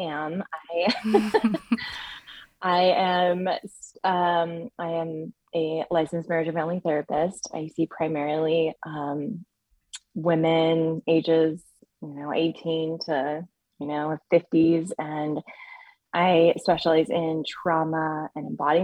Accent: Bay Area, California, United States; I grew up in the Bay Area

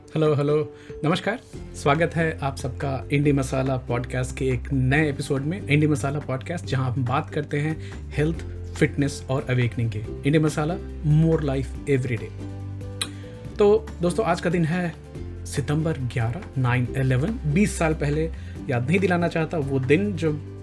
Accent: village near Pusa Road, Bihar, India; हमारे गांव का जो रेलवे स्टेशन है पूसा रोड उसका नाम चेंज करके अभी खुदीराम बोस रेलवे स्टेशन किया गया है

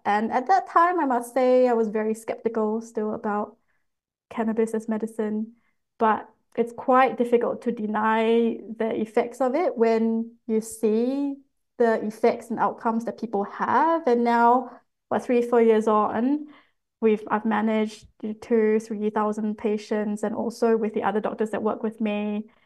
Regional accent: Singapore; now in Australia; growing up in Singapore

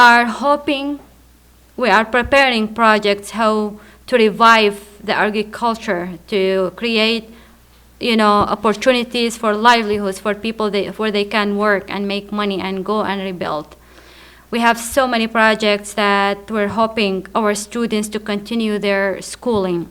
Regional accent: Baghdad, Baghdad Governorate, Iraq; also born or lived in Qaraqosh, Iraq; I grew up in Baghdad. One of our neighbors was Sunni and the other Shia, and I was about 14, 15 years.

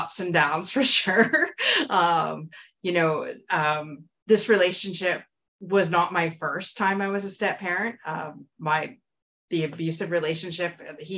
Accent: Windsor, Ontario, Canada; I'm from Windsor, Ontario, and I grew up in a very much loving home.

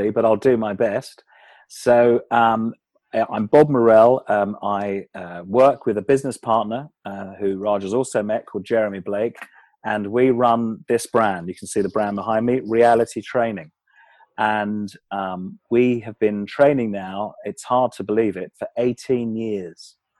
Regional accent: Kent, South East England, United Kingdom; I grew up in England, in the county of Kent, which is just south of London. And I still live in Kent now

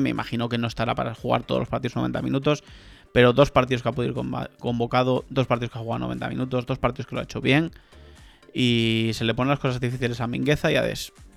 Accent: Gijón, Asturias, Spain; el Sporting, que sabes que es el equipo de mi tierra

